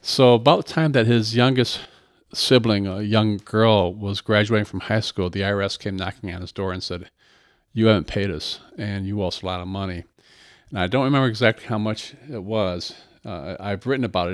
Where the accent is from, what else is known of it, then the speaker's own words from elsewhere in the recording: Battle Creek, Michigan, United States; also born or lived in Boston; born and raised in Battle Creek